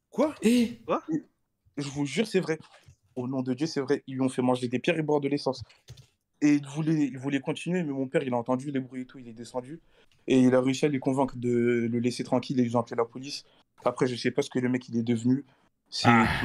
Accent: Nigeria; Non, si, je suis du Nigeria, mais bon, vas-y, euh, je suis né là-bas.

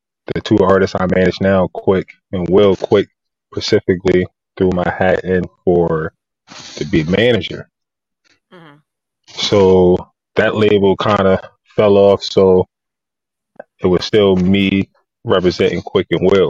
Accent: Harrisburg, Pennsylvania, United States; I grew up in Harrisburg, PA.

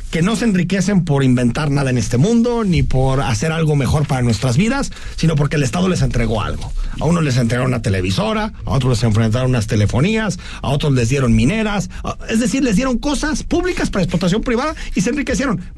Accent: Mexico; solamente en México nos debatimos estas cosas

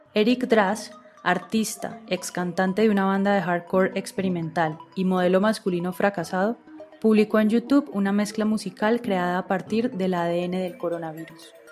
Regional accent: Cali, Valle del Cauca, Colombia; moved away as an adult; also born or lived in Bogotá; En febrero del 2017 me fui de Bogotá y volví a mi ciudad, a Cali

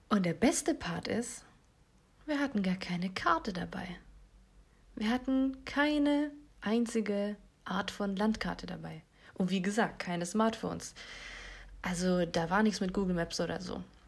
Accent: Ravensburg district, Baden-Württemberg, Germany; also wir sind aus dem Kreis Ravensburg

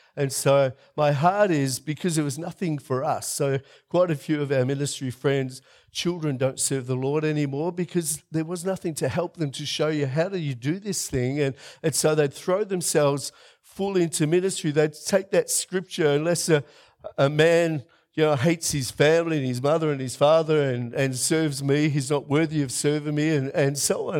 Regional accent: Melbourne, Victoria, Australia; moved away as an adult; now in South Australia, Australia; I'm a tradie from Melbourne.

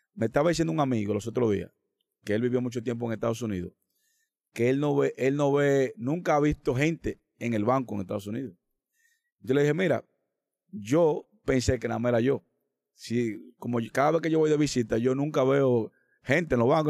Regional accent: Dominican Republic; nosotros como dominicanos

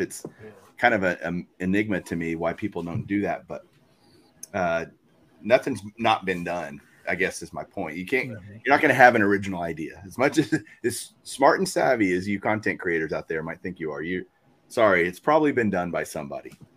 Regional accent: Texas, United States; I grew up here in Texas

